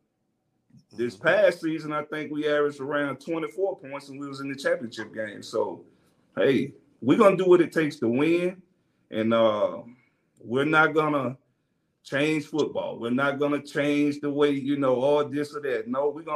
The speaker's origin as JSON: {"language": "English", "region": "Mississippi", "country": "United States", "said": "I'm from Mississippi"}